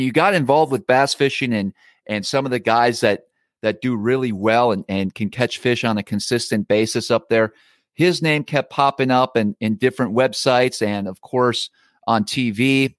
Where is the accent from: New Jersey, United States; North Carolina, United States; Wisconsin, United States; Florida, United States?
Wisconsin, United States; I grew up in Wisconsin and fished primarily walleyes growing up on the Lake Winnebago system.